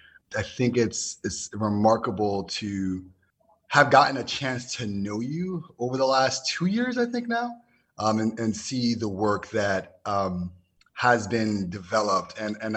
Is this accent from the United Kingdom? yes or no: no; New York City, New York, United States; my growing up in the Bronx and then going to middle and high school in the suburbs in New York City